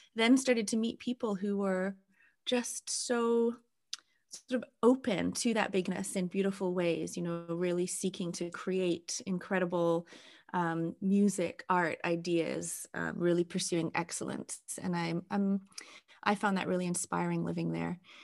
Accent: England, United Kingdom; also born or lived in Wales; now in Canada; as an English person

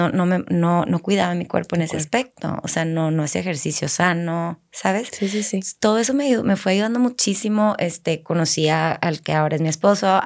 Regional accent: Laredo, Texas, United States; born there; nací en Laredo

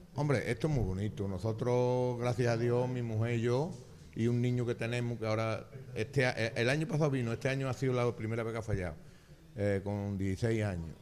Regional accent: Carrión de los Céspedes, Andalusia, Spain; moved away as an adult; now in Chucena, Spain; Yo soy de Carrión y nací y criado en Carrión, pero yo me casé y me fui a vivir a Chucena

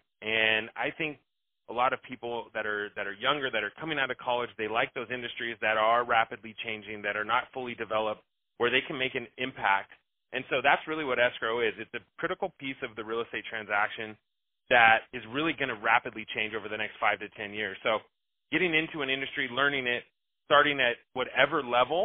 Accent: Bay Area, California, United States; I'm from the Bay Area

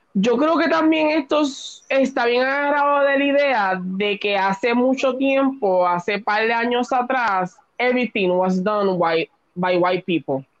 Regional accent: Puerto Rico; nosotros como boricua

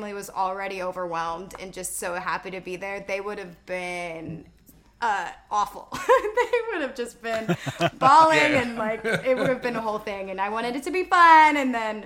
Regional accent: Texas, United States; now in Nashville, United States; I am from Texas

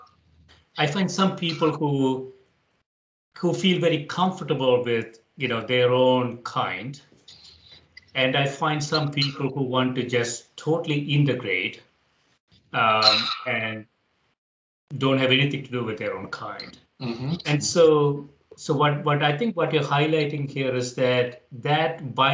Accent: India; moved away; I grew up in India

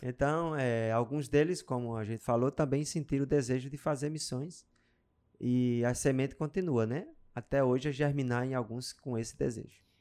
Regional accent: Pau dos Ferros, Rio Grande do Norte, Brazil; moved away; a gente já começou a cuidar de uma congregação lá na minha cidade, no sertão, Pau dos Ferros

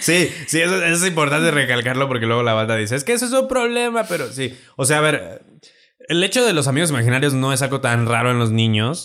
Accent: Celaya, Guanajuato, Mexico; yo soy de Celaya

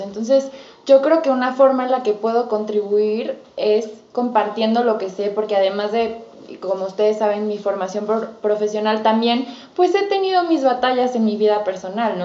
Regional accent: Mexico; como buena cultura mexicana

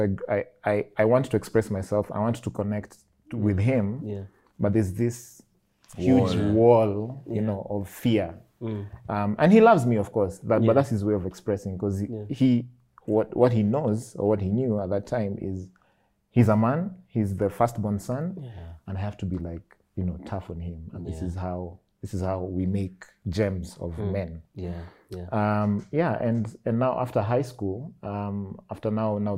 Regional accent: Nairobi, Kenya; I grew up in Kariobangi South

